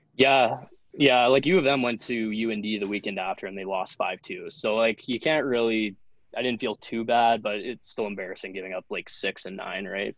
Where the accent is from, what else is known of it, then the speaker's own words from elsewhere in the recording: Lethbridge, Alberta, Canada; moved away as an adult; also born or lived in Camrose, Alberta; now in Jamestown, United States; played um, midget in my hometown of lethbridge alberta